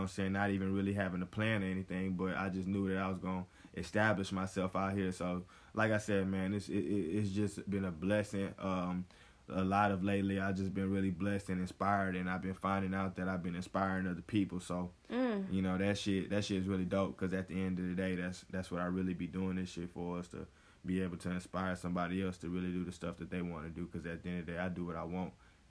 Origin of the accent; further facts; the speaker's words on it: the South, United States; now in Los Angeles, United States; when I first came down here to L.A. Back in the summer of 2018, you know, it was a brand new spot. I'm from the South, you know what I'm saying? So coming out to the West Coast, not really knowing anybody